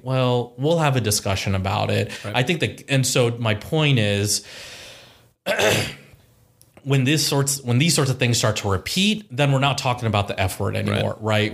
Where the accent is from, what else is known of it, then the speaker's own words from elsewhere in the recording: Columbus, Ohio, United States; also born or lived in Powell, Ohio / Dublin, Ohio / Chicago, Illinois; born and raised in Columbus, Ohio